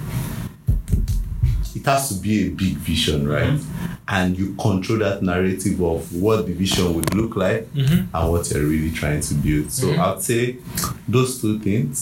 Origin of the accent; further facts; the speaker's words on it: Nigeria; Me as a Nigerian